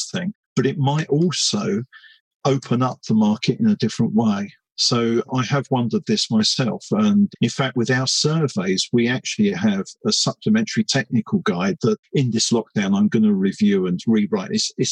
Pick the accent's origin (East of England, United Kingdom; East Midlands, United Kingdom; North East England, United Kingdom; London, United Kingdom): London, United Kingdom; I was brought up in East London, my home stomping ground